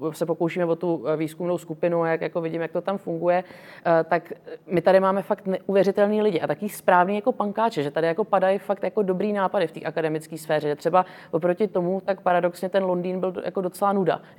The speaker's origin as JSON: {"language": "Czech", "country": "Vietnam", "tie": "born or raised there", "said": "já jsem vyrůstala vlastně ve Větnamu část svého života, takže jsem byla vlastně v mezinárodním vzdělávacím systému"}